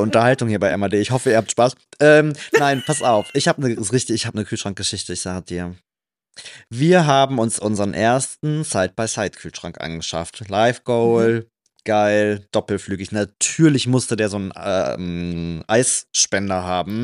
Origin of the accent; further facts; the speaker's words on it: Trier, Rhineland-Palatinate, Germany; now in Cologne, Germany; ich komme ja aus Rheinland-Pfalz. Da sagt man auch Hellau